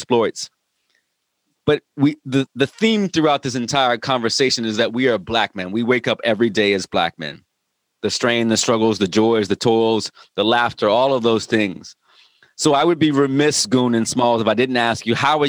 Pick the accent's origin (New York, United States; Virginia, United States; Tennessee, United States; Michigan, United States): Virginia, United States; Virginia Beach; I just moved into a neighborhood here in Virginia Beach